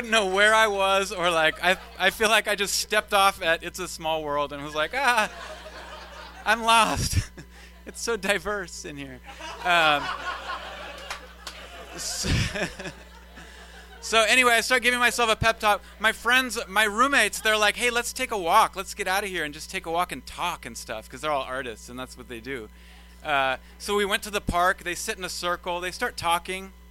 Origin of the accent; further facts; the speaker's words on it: Sacramento, California, United States; also born or lived in Davis; I come from Sacramento